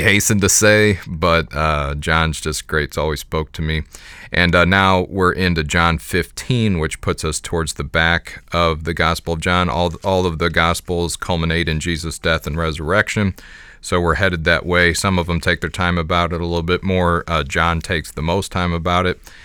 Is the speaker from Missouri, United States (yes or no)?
yes; Jefferson County, Missouri, United States; I was raised in Jefferson County, which is, doesn't have, at the time I was living there, did not have the distinction of being rural